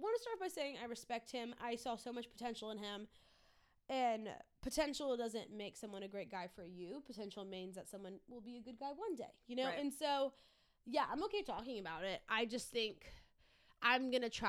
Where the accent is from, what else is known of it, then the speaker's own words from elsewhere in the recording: Louisiana, United States; I grew up in Louisiana.